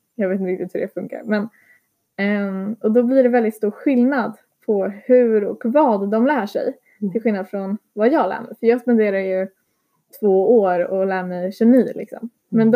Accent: Sweden; also born or lived in Lithuania; jag är en svensk elev

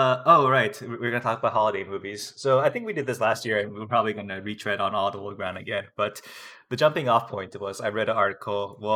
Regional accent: United States; it's okay for me as American not to have heard about this ever.

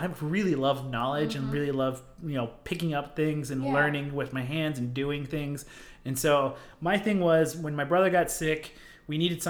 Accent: United States; being Native American and being a Hopi, running is a big part of our culture.

